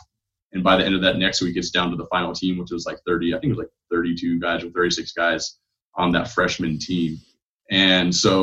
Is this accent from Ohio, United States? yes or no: no; Ventura, California, United States; moved away as an adult; also born or lived in Seattle, Washington / Boise, Idaho / Las Vegas, Nevada / Portland; I grew up in Southern California. My hometown's Ventura